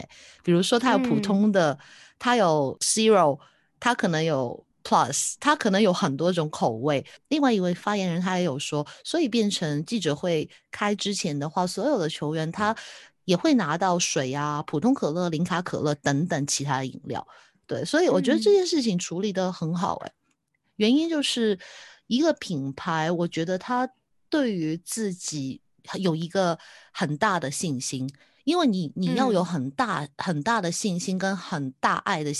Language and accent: Chinese; Taiwan; 因为我就是台湾的台湾的社社群小编，我可能不知道